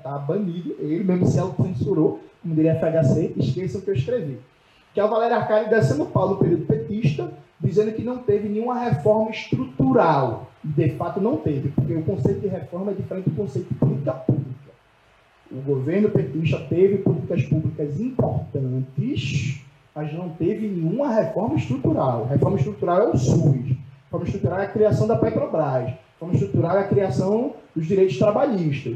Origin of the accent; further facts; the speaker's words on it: Pernambuco, Brazil; Eu sou de Pernambuco